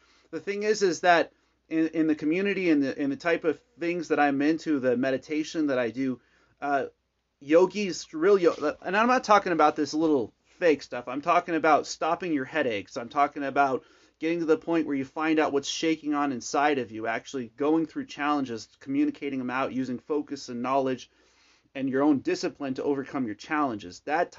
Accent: California, United States; now in Arizona, United States; So I came from California to Arizona.

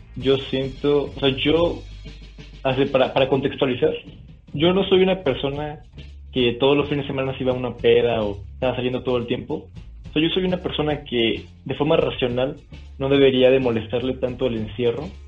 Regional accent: Monterrey, Nuevo León, Mexico; yo soy de Monterrey

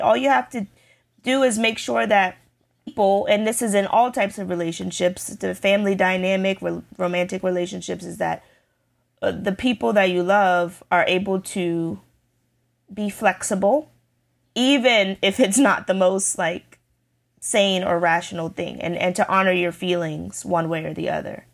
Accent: United States; I'm very American

